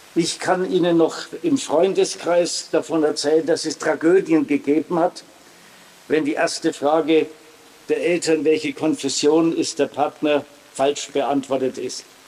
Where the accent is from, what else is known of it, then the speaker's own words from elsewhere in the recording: Hersbruck, Bavaria, Germany; Ich bin in Herzbruck aufgewachsen, neben einem katholischen Orden.